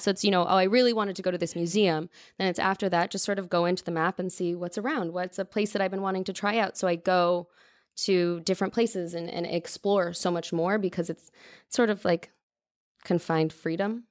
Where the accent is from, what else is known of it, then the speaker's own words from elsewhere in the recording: Mountain View, California, United States; also born or lived in Los Gatos / Campbell / Los Angeles; But I grew up in Northern California, moved all over.